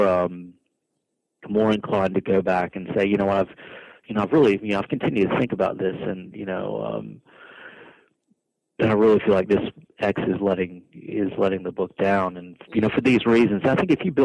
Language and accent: English; United States; moved away as an adult; also born or lived in New York; now in Australia; I'm American